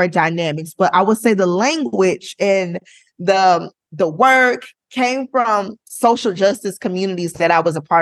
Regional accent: Florida, United States; I'm from Florida

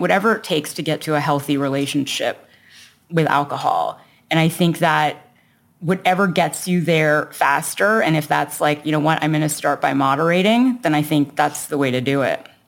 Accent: Toronto, Ontario, Canada; I was born in Toronto, Canada, and that's where I was raised

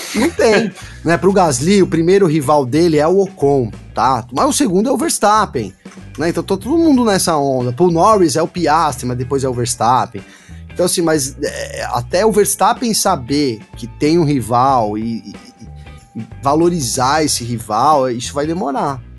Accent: São Bernardo do Campo, São Paulo, Brazil; Eu, eu sou de São Bernardo

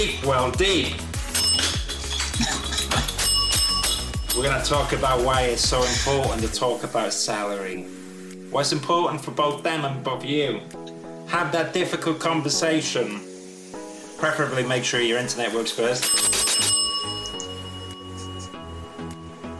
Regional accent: United Kingdom; We're all British people

